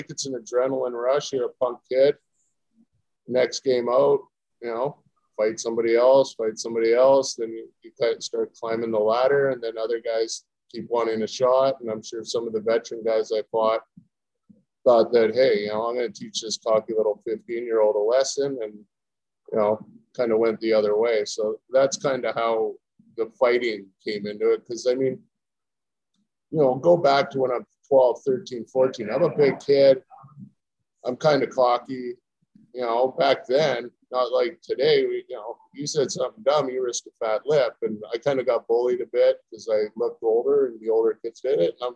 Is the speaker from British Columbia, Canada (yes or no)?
yes; Penticton, British Columbia, Canada; also born or lived in Surrey / Inuvik / Fort McPherson / Hazelton; No, I was born in Surrey and then kind of lived everywhere. My dad was RCMP, so I we went in Inuvik, Fort McPherson, Hazelton, and then we were in Summerland, Penticton for the bulk of my childhood.